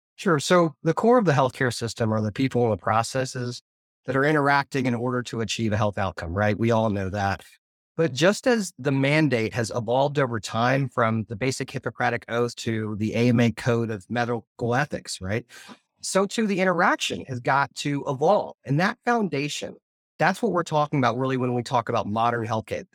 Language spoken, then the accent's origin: English; Arkansas, United States; I come from Arkansas